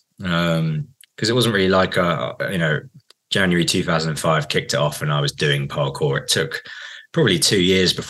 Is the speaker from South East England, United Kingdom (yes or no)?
yes; Guildford, South East England, United Kingdom; I grew up in Guildford